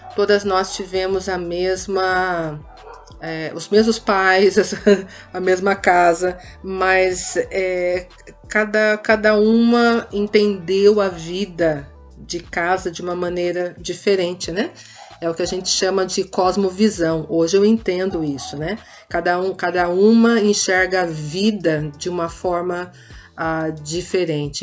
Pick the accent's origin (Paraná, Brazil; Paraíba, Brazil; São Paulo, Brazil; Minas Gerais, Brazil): São Paulo, Brazil; Campinas; Sim, sou campineira. Sou campineira